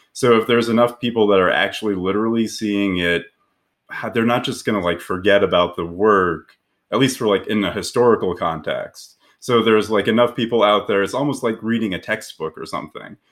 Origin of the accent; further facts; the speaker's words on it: Aurora, Colorado, United States; I grew up in Aurora, Colorado, which is just south of Denver